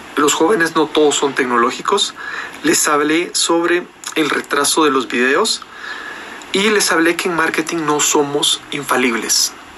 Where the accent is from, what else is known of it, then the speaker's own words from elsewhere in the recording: Guatemala; en mi país